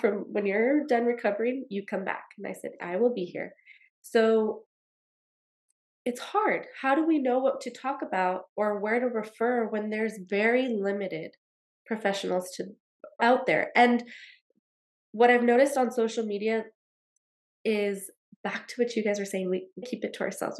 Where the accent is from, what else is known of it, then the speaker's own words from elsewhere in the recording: El Paso, Texas, United States; That's where I'm from. I'm from El Paso, Texas